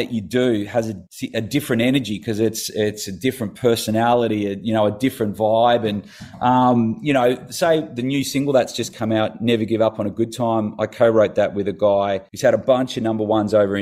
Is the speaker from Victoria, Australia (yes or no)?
no; Tasmania, Australia; moved away; I grew up in Tassie as a kid